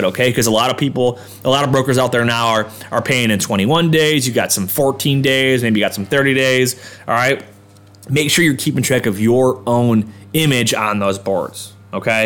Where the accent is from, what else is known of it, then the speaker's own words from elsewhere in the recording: Orchard Park, New York, United States; That's my hometown, all right? Suburb of Buffalo